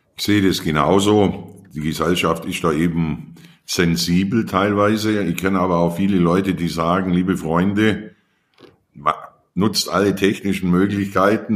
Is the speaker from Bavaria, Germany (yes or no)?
yes; Allgäu, Bavaria, Germany; dann kommst du ins Allgäu und das ist meine Heimat